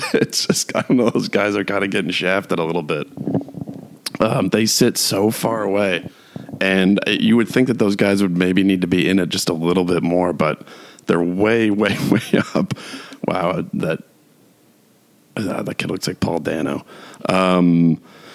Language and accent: English; New York, United States; moved away; I'm from New York, and I lived in New York City for 6 years